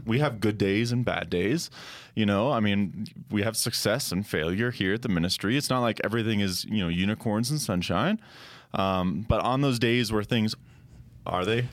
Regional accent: Colorado, United States; I grew up in Colorado

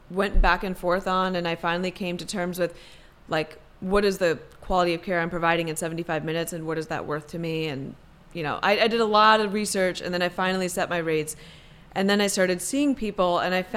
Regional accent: Maryland, United States; also born or lived in India / Madison, Wisconsin; we lived in Wisconsin for 8 years, then moved to Maryland, and I grew up in Maryland in the suburbs.

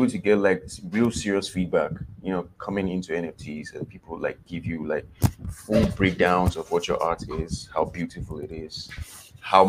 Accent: Nigeria; I'm Nigerian

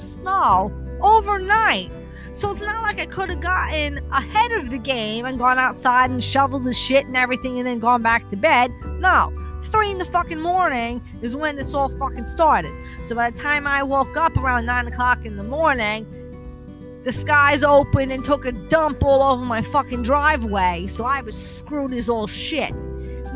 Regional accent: New Jersey, United States; I'm from New Jersey

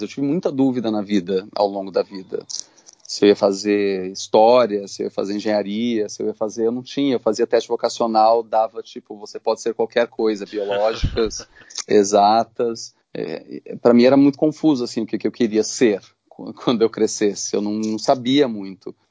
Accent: São Paulo, Brazil; eu, um moleque no subúrbio de São Paulo

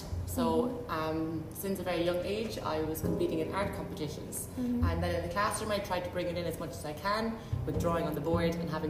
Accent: Carlow, Leinster, Ireland; moved away as an adult; now in Dubai, United Arab Emirates; In Ireland as well, in Carlow.

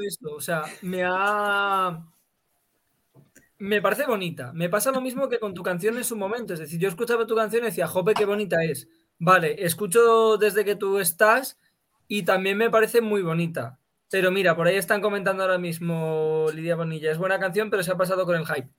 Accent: Andalusia, Spain; moved away; mi pueblo de Andalucía

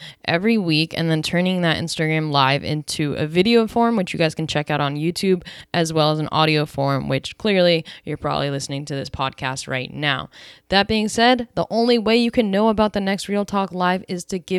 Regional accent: East Coast, United States; now in California, United States; we're both from the East Coast living in California

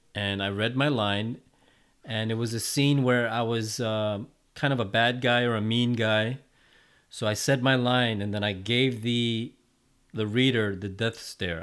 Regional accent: New York City, New York, United States; my hometown of Flushing, Queens

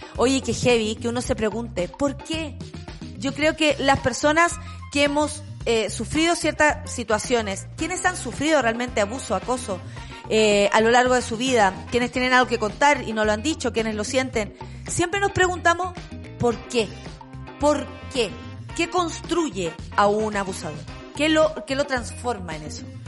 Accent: Chile; Como chilenos, como chilenas

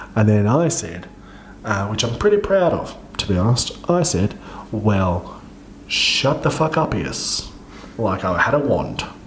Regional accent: Central Coast, New South Wales, Australia; near one of the train stations on where I grew up on the Central Coast

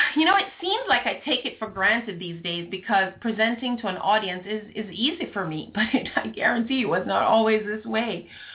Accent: Jamaica; being Jamaican, not Southern American

